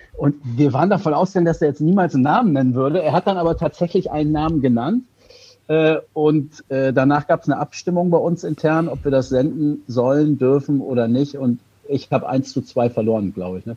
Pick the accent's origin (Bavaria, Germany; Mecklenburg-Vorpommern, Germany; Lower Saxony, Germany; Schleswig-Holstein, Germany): Lower Saxony, Germany; Hildesheim; Ich bin ja Hildesheimer